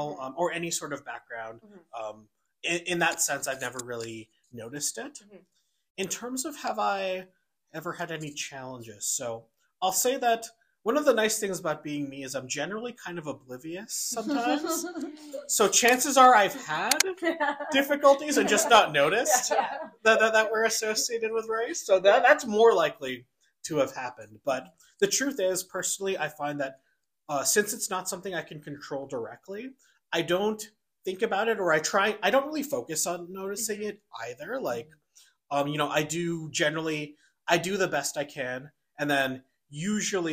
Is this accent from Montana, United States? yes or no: no; New York City, New York, United States; also born or lived in Vancouver; now in Calgary, Canada; I grew up in New York City. And then moved to Vancouver.